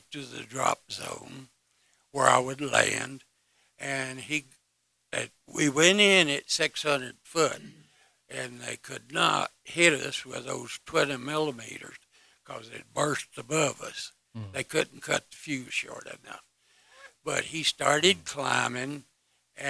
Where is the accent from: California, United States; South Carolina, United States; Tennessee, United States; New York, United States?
South Carolina, United States; Greer; moved away as an adult; now in Knoxville, United States; I was born in South Carolina